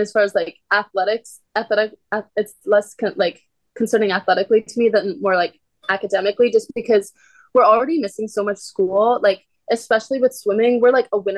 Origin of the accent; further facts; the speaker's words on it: Arlington, Virginia, United States; moved away as an adult; now in Stanford, United States; I'm from like just outside of DC in Arlington